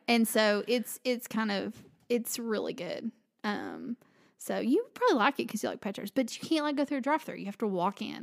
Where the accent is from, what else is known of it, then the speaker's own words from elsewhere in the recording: the South, United States; I'm from the South